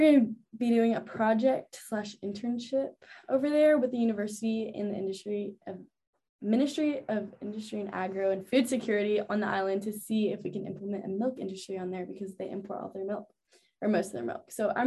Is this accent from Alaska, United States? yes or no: no; Texas, United States; moved away; I grew up in Texas and I go to school in the South